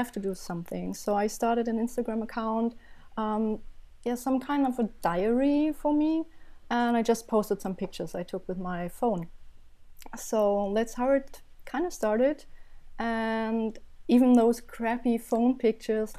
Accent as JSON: {"language": "English", "region": "Berlin", "country": "Germany", "tie": "born or raised there", "said": "I'm from Berlin, Germany, born and raised and still loving it"}